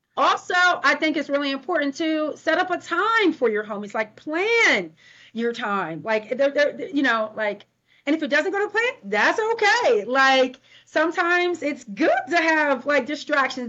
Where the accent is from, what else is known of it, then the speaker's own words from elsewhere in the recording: Ohio, United States; now in Portland, United States; I am a classic Midwest girl. like I'm from Ohio, so I say hi